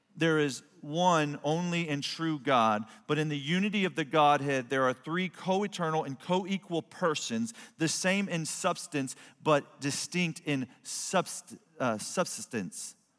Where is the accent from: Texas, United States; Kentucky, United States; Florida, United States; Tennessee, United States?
Texas, United States; Cuero; from Cuero